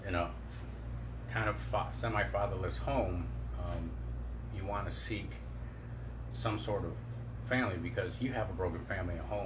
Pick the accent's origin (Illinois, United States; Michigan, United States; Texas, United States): Michigan, United States; Detroit; Grew up in Detroit